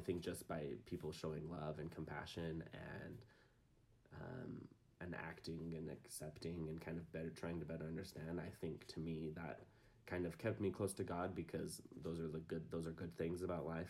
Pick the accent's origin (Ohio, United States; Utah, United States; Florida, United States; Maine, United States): Utah, United States; Provo; I'm from Provo. Lived here my whole life